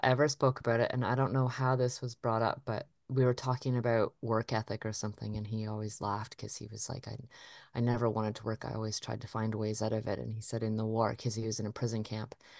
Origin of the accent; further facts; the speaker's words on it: Lake Huron, Ontario, Canada; I grew up on Lake Huron